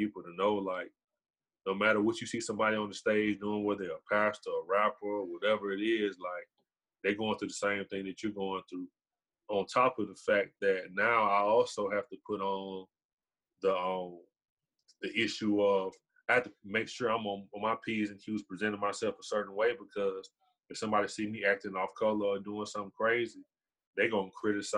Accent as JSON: {"language": "English", "town": "Decatur", "region": "Georgia", "country": "United States", "moved": "yes", "lives_now": "Carrollton, United States", "said": "I'm from Decatur"}